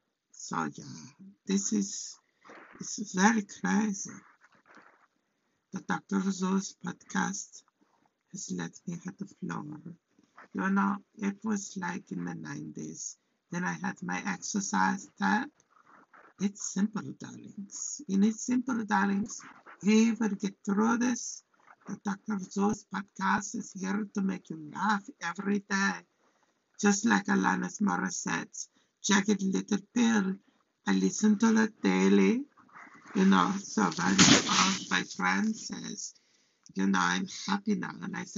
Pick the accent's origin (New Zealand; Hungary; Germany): Hungary; English is a second language; now in United States; So, I'm from Hungary. I'm an immigrant.